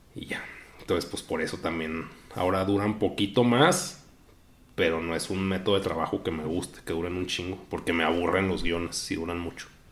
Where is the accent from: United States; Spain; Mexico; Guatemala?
Mexico; nací en México